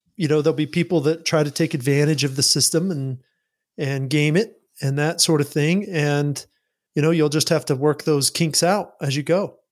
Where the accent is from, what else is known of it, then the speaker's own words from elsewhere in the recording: Utah, United States; I grew up in Utah. I grew up in this religious culture